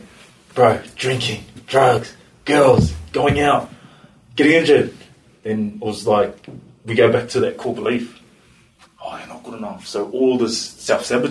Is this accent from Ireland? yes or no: no; Auckland, New Zealand; moved away as an adult; also born or lived in Australia; now in Christchurch, New Zealand; growing up in East Auckland